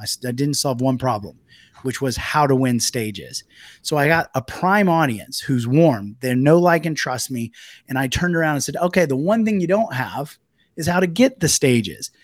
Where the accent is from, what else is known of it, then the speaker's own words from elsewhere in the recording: United States; moved away as an adult; also born or lived in Italy; as an American when I first moved to Italy and had a business there.